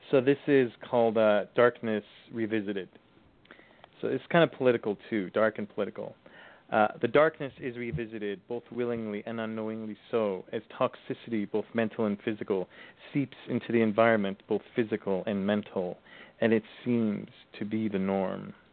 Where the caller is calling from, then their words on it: Thunder Bay, Ontario, Canada; Uh, I'm calling from uh, calling from Ontario, Canada.